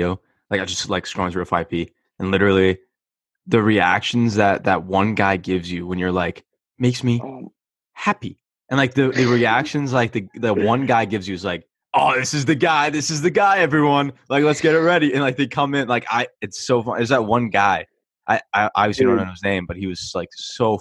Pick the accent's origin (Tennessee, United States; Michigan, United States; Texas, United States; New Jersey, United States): New Jersey, United States; I'm from New Jersey